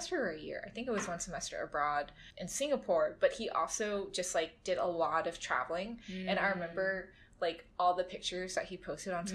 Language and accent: English; Louisiana, United States; my hometown, small town Louisiana, out in the bayou.